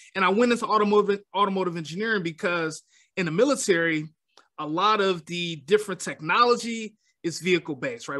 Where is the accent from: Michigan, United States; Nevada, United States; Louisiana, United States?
Michigan, United States; Detroit; I am born and raised in Detroit, Michigan